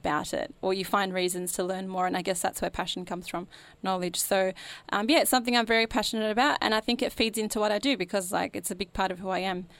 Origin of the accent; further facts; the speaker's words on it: Dandenong, Victoria, Australia; also born or lived in Footscray; growing up in Dandenong, living in Footscray now, for me Australia is like very multicultural, the way I've grown up anyway